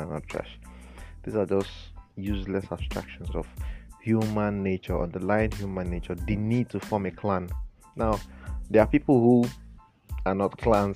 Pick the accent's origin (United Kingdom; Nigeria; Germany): Nigeria; in Nigeria here